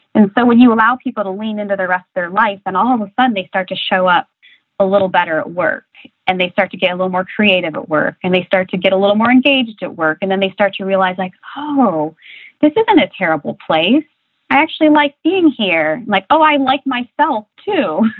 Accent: Republic, Ohio, United States; the town I was born and raised in, Republic, Ohio, population 16, uh, population 600

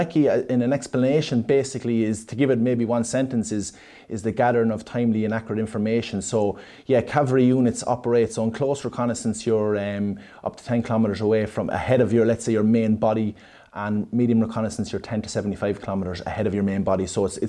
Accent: Monasterevin, Leinster, Ireland; now in Portarlington, Ireland; I'm originally from Monstrevin, County Kildare, and I'm living in Port Arlington

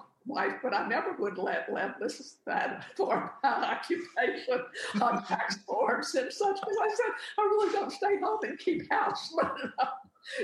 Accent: Texarkana, Arkansas, United States; moved away as an adult; also born or lived in New Orleans, Louisiana / Corpus Christi, Texas; now in Texas, United States; I am not a Texan. But, you know, I grew up in Texarkana. It was a very quiet childhood.

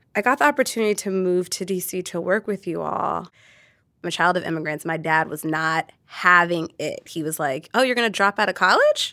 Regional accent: Orange County, California, United States; I grew up in Orange County.

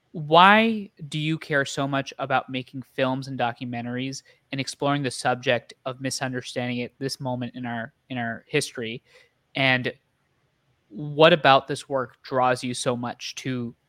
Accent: New Jersey, United States; moved away; As an ex-New Jersey, and I will tell you that it is rough out there in the world being from New Jersey

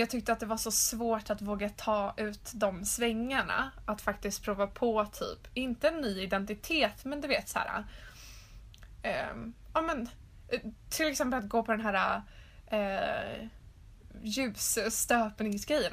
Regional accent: Stockholm, Stockholm County, Sweden; moved away as an adult; när jag flyttade hem då till Stockholm för att plugga

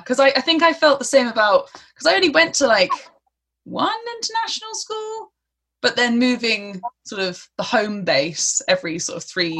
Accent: London, United Kingdom; Like sometimes I just say, oh, I'm from London, and then poof, that's done.

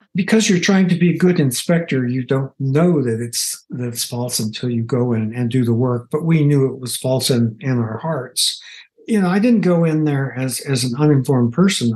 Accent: United States; as an American

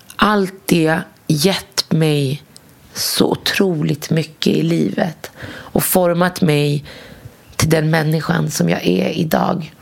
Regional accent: Morocco; jag kommer från Marocko.

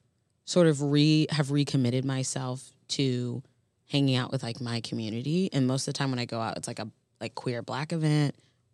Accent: Florida, United States; And I grew up in the South, which is incredibly segregated. Mm-hmm. And I grew up in Florida, which is a whole nother layer.

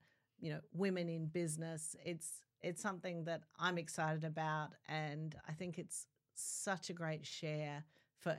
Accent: South Australia, Australia; I grew up in South Australia

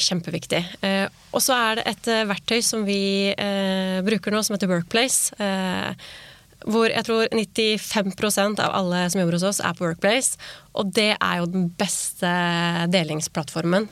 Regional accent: Norway; vi nordmenn

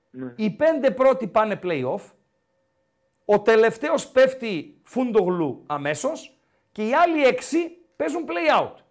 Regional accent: Kastoria, Western Macedonia, Greece; now in Thessaloniki, Greece; Όχι, από εκεί είμαι, από Καστοριά παίρνω.

